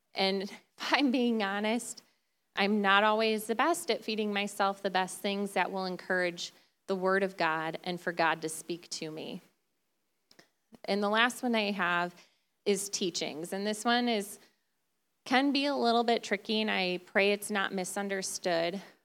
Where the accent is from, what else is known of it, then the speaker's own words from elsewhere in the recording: Detroit, Michigan, United States; moved away as an adult; now in West Michigan, United States; Originally, we're from the Detroit area